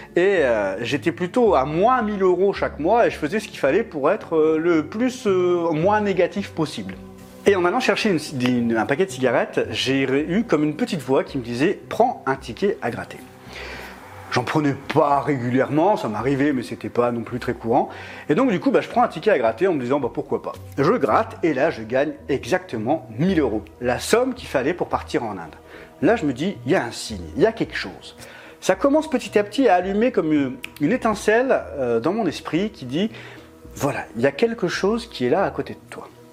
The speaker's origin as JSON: {"language": "French", "town": "Lille", "region": "Hauts-de-France", "country": "France", "tie": "born or raised there", "moved": "as an adult", "lives_now": "Grenoble, France", "said": "j'avais déménagé à 800 km de Lille, du coup, qui est, la ville euh, d'origine, qui est ma ville d'origine."}